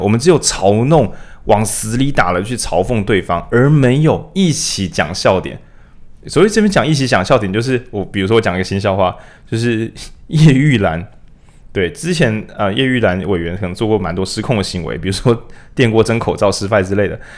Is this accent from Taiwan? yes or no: yes; Taiwan; 我们台湾人